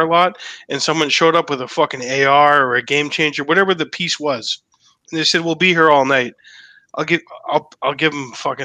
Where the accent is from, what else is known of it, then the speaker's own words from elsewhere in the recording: Massachusetts, United States; I was born in Massachusetts